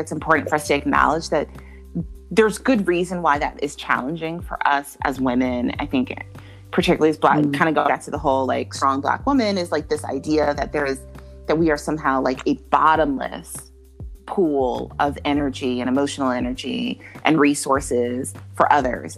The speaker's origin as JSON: {"language": "English", "country": "Jamaica", "said": "I'm Jamaican"}